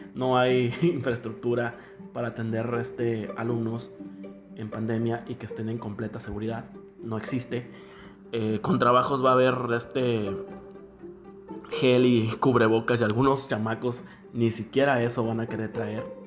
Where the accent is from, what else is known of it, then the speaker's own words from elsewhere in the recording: Mexico; soy mexicano